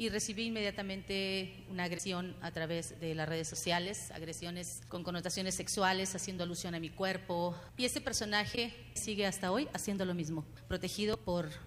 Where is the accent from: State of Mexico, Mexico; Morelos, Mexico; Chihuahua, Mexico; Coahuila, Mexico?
Coahuila, Mexico; soy originaria de Coahuila